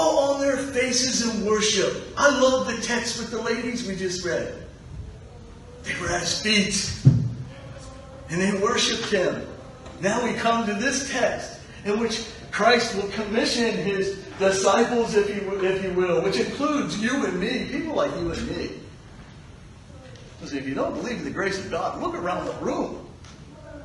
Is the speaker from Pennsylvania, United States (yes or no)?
yes; Pittsburgh, Pennsylvania, United States; I'm from Pittsburgh